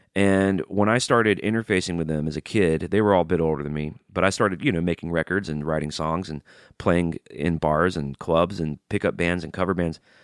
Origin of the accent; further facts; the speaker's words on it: Birmingham, Alabama, United States; now in Nashville, United States; I grew up in Birmingham, Alabama, and life growing up there wasn't always great.